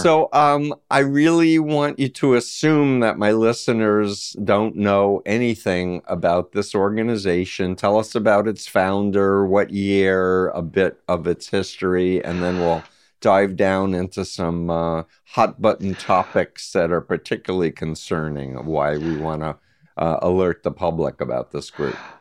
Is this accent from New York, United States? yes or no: yes; New York, United States; I grew up in New York